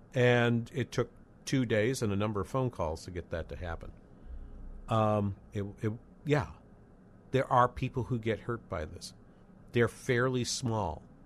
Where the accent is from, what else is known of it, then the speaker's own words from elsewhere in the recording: New England, United States; moved away as an adult; also born or lived in Los Angeles / Boston; now in St. Cloud, United States; I lived, I grew up in New England